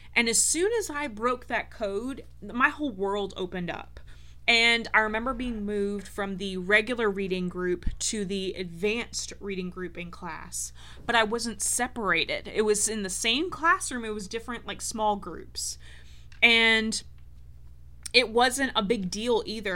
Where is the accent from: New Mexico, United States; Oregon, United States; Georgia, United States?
Georgia, United States; also born or lived in North Carolina; in first grade, we moved from North Carolina to Georgia